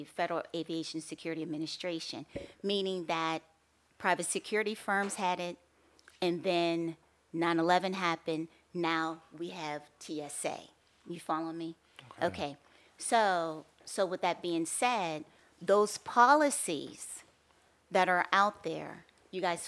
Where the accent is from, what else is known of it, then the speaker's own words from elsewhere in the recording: Pittsburgh, Pennsylvania, United States; moved away as an adult; also born or lived in Erie, Pennsylvania / Kentucky; now in Philadelphia, United States; I'm from Pittsburgh, Pennsylvania.